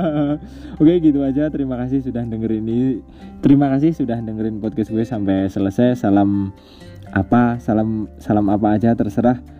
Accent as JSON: {"language": "Indonesian", "town": "Wonosobo", "region": "Central Java", "country": "Indonesia", "said": "budaya kalau kayak gue orang Wonosobo budaya sarungan kemudian budaya ngomong pakai bahasa Jawa gitu kan"}